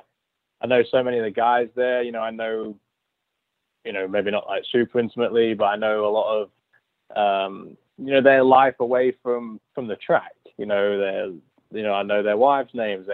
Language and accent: English; Lincoln, East Midlands, United Kingdom; moved away; my hometown